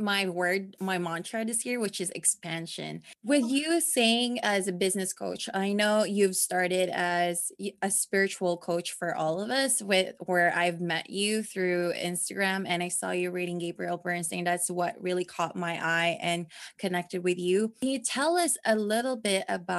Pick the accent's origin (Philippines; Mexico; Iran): Philippines; as a Filipino woman